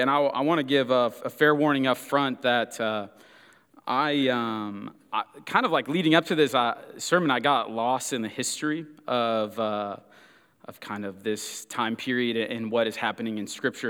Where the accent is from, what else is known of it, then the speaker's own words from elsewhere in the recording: Kansas City, Missouri, United States; I'm from Kansas City, Missouri, and not Kansas City, Kansas